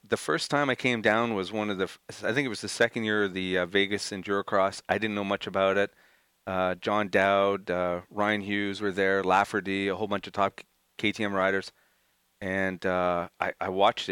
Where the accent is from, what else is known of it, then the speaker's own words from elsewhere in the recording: Montreal, Quebec, Canada; I'm from Montreal